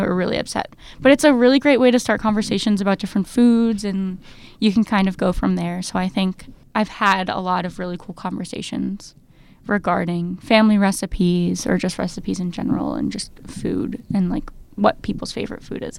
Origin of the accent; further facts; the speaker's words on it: New Jersey, United States; I grew up in New Jersey